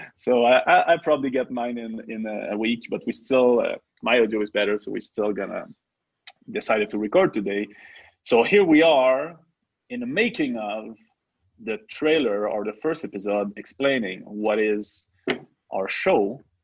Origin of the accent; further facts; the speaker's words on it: Quebec, Canada; first language French; English is a second language; we are two uh, French native guys. I'm from Quebec